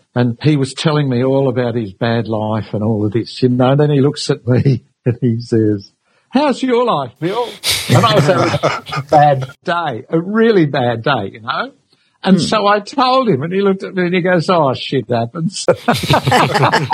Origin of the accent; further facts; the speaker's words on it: Sydney, New South Wales, Australia; also born or lived in England; I grew up really in St. Mary's in Western Sydney, really. My parents, I came over from England when I was three